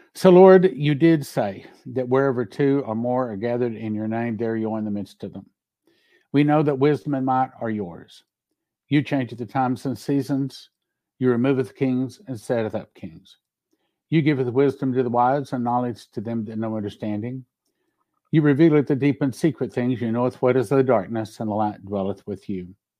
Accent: Odessa, Texas, United States; I was raised in Odessa, Texas

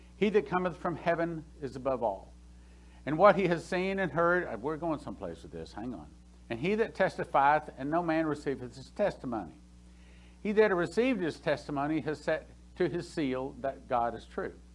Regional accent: Texas, United States; I'm from Texas.

